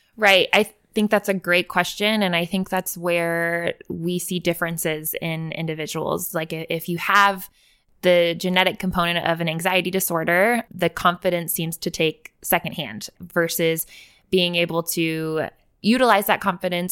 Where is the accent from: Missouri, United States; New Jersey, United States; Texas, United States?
Texas, United States; Willis; I grew up in Willis, Texas, went to school in Willis